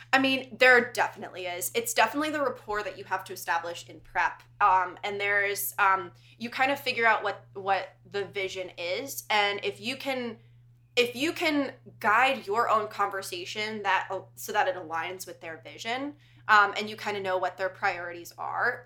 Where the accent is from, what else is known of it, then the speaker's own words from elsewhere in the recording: United States; moved away; also born or lived in Connecticut; I'm originally from New York and Connecticut.